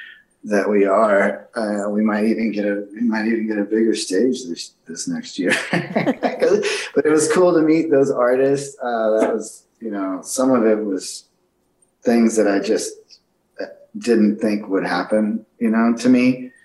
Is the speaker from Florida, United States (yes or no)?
no; Austin, Texas, United States; growing up in Austin, Texas, playing there is quite an honor for me just because, you know, that's … and all those guys that played in Austin.